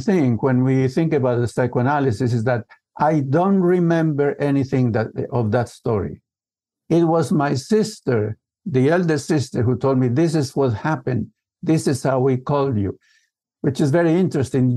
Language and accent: English; the Andes of Colombia, Colombia; typical family from the Andes of Colombia. So I grew up in the Andes.